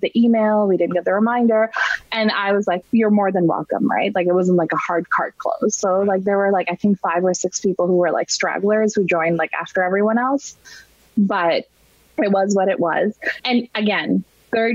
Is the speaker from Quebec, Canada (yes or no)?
no; Toronto, Ontario, Canada; moved away; we're from Toronto.